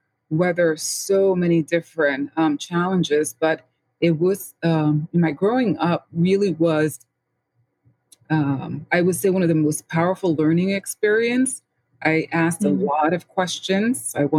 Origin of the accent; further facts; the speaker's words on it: New York City, New York, United States; I was born and raised in the Bronx, St. Lawrence area.